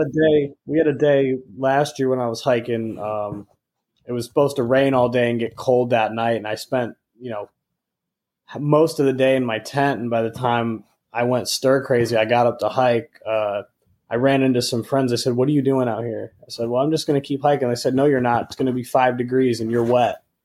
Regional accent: Michigan, United States; growing up in Michigan

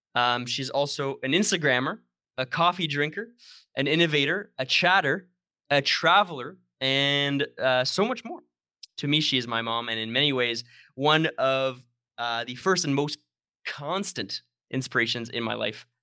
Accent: Sudbury, Ontario, Canada; moved away; my hometown, uh, Sudbury, Ontario

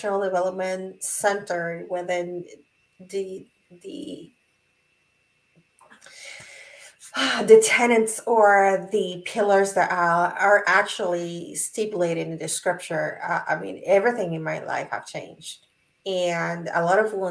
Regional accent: Puerto Rico; I'm from Puerto Rico

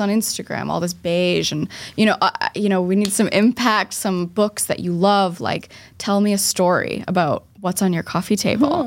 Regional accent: Boston, Massachusetts, United States; I'm from Boston

